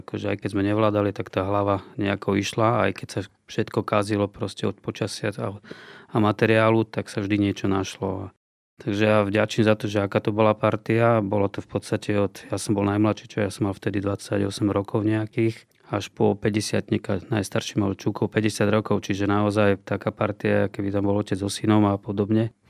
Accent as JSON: {"language": "Slovak", "town": "Bratislava", "region": "Bratislava Region", "country": "Slovakia", "tie": "born or raised there", "also_born_or_lived": "Poprad", "said": "ja som vlastne z Bratislavy"}